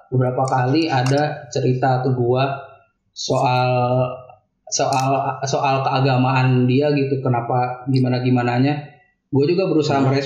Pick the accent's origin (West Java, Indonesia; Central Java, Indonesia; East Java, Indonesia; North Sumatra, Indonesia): West Java, Indonesia; Kuningan; Oke, gue juga orang Kuningan, Cijoho gue.